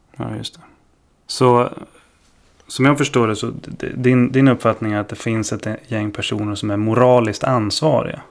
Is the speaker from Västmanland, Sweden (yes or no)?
no; Stockholm, Stockholm County, Sweden; jag är uppvuxen i Stockholm